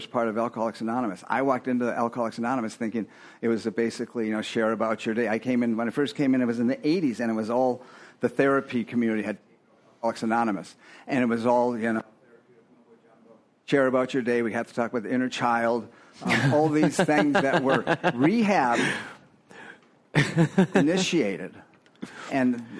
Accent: Fort Lauderdale, Florida, United States; I grew up in Fort Lauderdale, 85

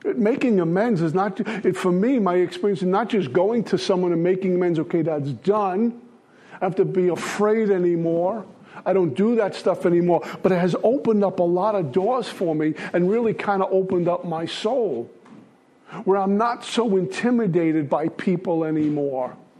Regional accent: New York City, New York, United States; I'm from Brooklyn.

